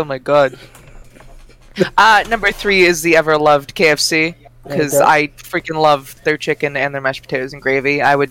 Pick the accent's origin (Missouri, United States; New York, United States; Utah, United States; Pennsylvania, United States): Pennsylvania, United States; PA; they're all just my hometown here in PA.